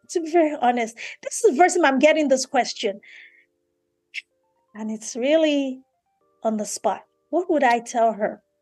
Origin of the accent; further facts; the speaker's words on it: Nigeria; me being a Nigerian, Yoruba, African woman is so important and critical for me to never ever lose that.